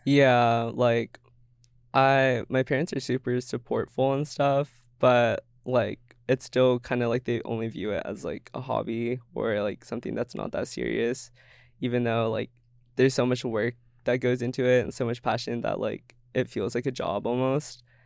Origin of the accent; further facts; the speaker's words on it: Everett, Washington, United States; moved away as an adult; now in Seattle, United States; growing up in Everett, like, being colored